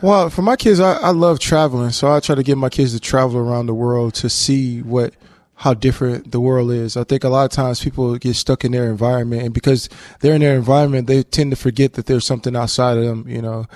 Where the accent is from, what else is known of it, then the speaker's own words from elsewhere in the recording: Texas, United States; moved away as an adult; also born or lived in Louisiana; now in Hawaii, United States; I grew up in Texas, so I had a lot of Spanish friends